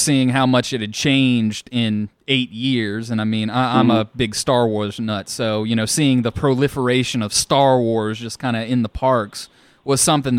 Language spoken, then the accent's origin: English; New Orleans, Louisiana, United States; we're from New Orleans.